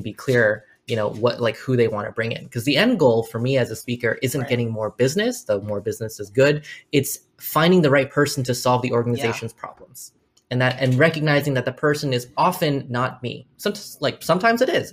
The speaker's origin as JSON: {"language": "English", "country": "United States", "said": "I am Chinese American."}